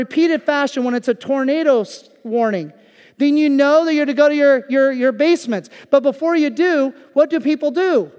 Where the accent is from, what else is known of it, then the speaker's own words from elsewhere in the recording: Kansas, United States; moved away as an adult; now in Lancaster County, United States; I lived most of my younger years, I mean, up through age 18, living in Kansas